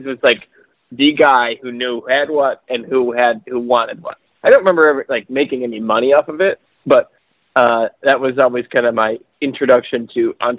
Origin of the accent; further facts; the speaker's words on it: Michigan, United States; I'm from Michigan.